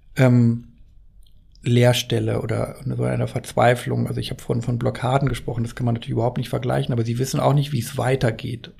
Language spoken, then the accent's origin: German; Worpswede, Lower Saxony, Germany; in meiner Heimat spielt, äh, im Teufelsmoor